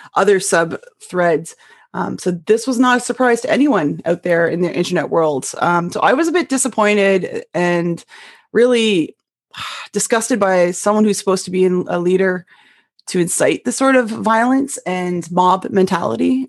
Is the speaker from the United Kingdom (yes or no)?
no; Canada; moved away as an adult; also born or lived in upstate New York; now in United States; my one that I came from Canada